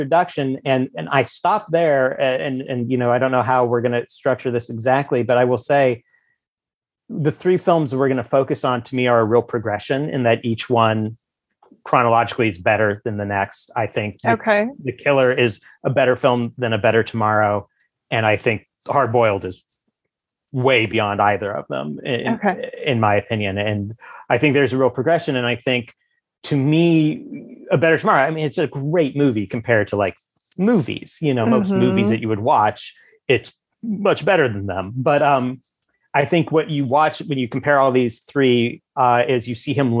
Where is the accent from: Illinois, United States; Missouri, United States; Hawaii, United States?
Missouri, United States; the Ozarks; also born or lived in Columbia, Missouri; I grew up in Ozarks city. It was, you know, the largest city in the Ozarks, but it was still in the Ozarks